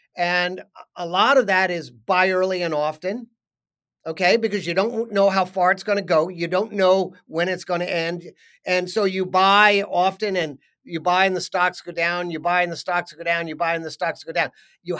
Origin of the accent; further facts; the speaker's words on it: New York, United States; I grew up outside New York on a piece of land that was called Overlook Farm. And it was a farm up on a hill.